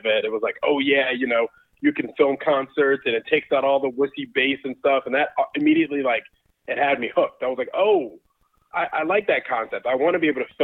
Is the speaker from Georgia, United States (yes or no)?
yes; Georgia, United States; also born or lived in Brooklyn, New York / Connecticut; I lived in New York I was born there, lived there for about 5 or 6 years. We moved to Connecticut, lived there for a couple of years, and then I've been in Georgia since 96